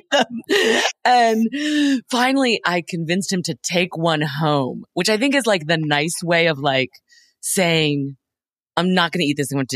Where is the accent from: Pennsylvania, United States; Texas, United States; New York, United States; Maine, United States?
Texas, United States; moved away; I'm from Texas